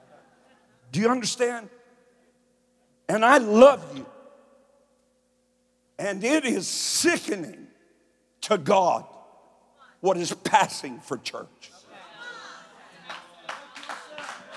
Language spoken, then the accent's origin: English; Kentucky, United States; now in Columbus, United States; I'm from Kentucky. I talk slow.